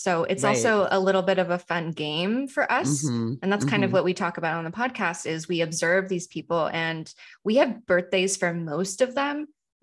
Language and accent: English; United States; as an American